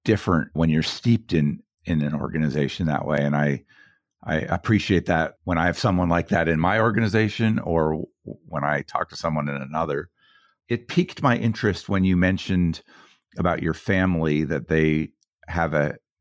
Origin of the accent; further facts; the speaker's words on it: Boulder, Colorado, United States; I grew up in Boulder.